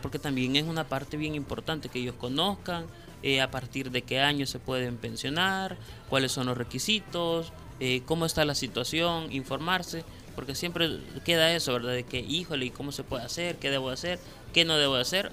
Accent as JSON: {"language": "Spanish", "country": "El Salvador", "said": "podamos nosotros como, eh, como salvadoreños"}